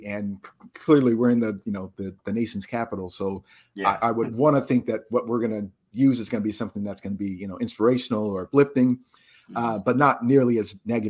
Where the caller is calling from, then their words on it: Virginia, United States; I'm joining you from just outside of Washington, D.C. in Virginia.